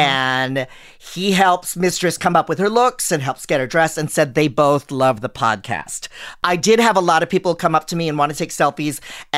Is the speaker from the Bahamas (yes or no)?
no; Philippines; we took a Filipino selfie all together because we're all Filipino.